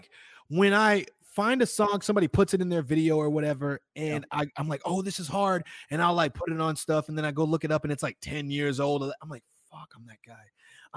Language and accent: English; Chicago, Illinois, United States; I'm from Chicago.